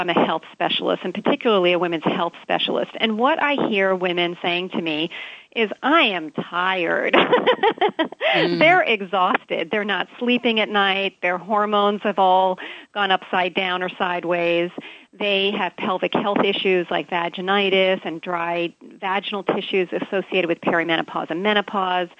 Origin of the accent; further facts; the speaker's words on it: Hawaii, United States; Here in Hawaii, I'm from Hawaii